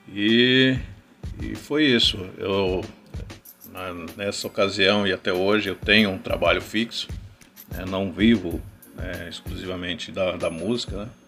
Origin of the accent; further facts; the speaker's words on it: São Bernardo do Campo, São Paulo, Brazil; born there; now in Rio Grande da Serra, Brazil; Eu nasci na cidade de São Bernardo do Campo